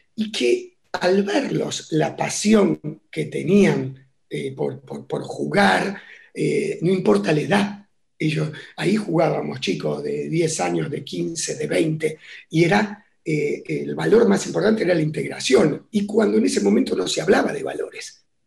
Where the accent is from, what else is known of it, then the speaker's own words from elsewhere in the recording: Buenos Aires, Argentina; yo nací en lo que sería, a ver, eh, ¿qué sería hoy? parte de Palermo, ¿sí? Entre, en Paraguay, entre Bulnes y Vita. Ahí nací y, bueno, fue, fue un barrio que disfruté mucho